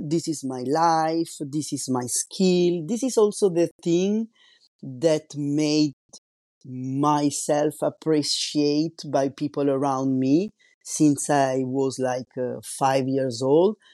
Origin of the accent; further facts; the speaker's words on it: Italy; English is a second language; moved away as an adult; now in France; I'm Italian and I'm living in France since two thousand one